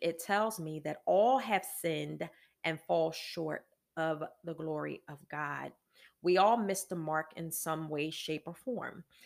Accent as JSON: {"language": "English", "town": "Philadelphia", "region": "Pennsylvania", "country": "United States", "moved": "yes", "lives_now": "Virginia, United States", "said": "I'm from Philadelphia"}